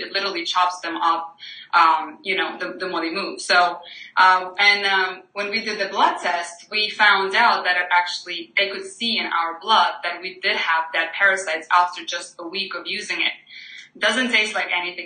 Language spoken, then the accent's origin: English; Ukraine; moved away as an adult; now in United States; I'm from Ukraine. I'm grew up on potatoes and bread